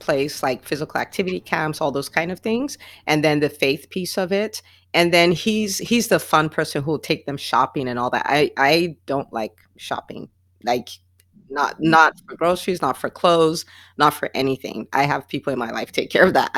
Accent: Nigeria; also born or lived in New Jersey; now in Atlanta, United States; I grew up in Nigeria where it's always hot.

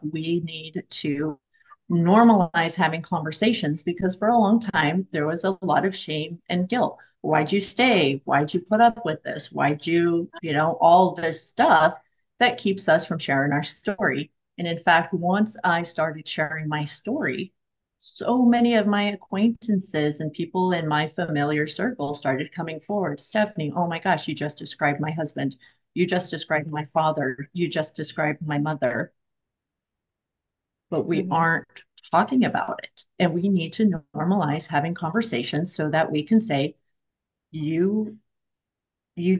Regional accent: Oregon, United States; moved away; also born or lived in Florida; so I'm from Oregon. I just moved back recently from Florida

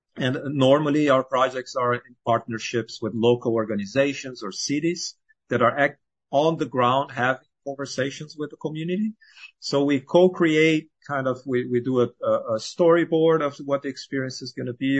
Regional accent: Brazil; moved away as an adult; now in United States; I was born and raised in Brazil

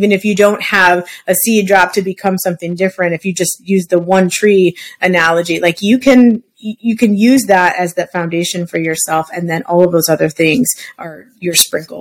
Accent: Midwest, United States; now in Arizona, United States; I'm actually from the Midwest and I grew up with trees in our backyard and stuff

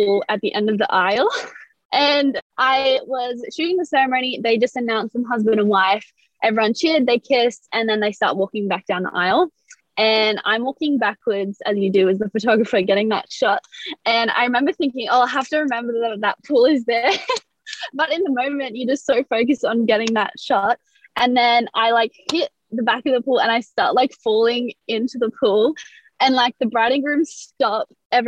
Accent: Sydney, New South Wales, Australia; I'm from Sydney, Australia

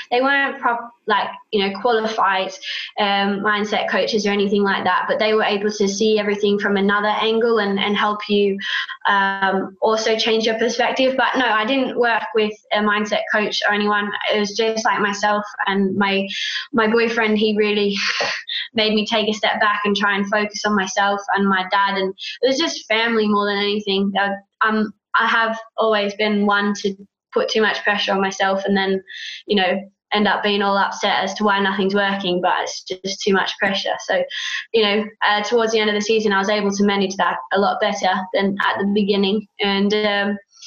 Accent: Australia; I'm Aussie

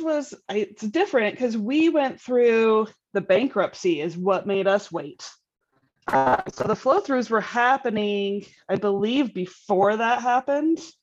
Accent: Utah, United States; I'm from Utah.

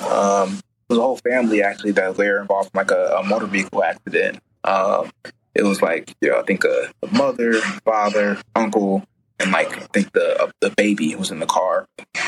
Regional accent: Chicago, Illinois, United States; I grew up, you know, on the South Side, like, you know, went to Mount Carmel High School, family lives in like Roseland, Morgan Park area

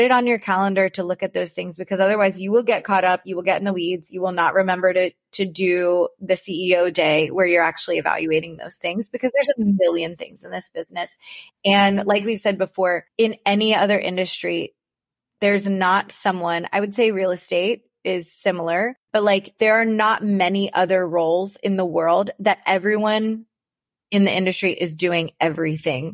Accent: Florida, United States; I am from Florida

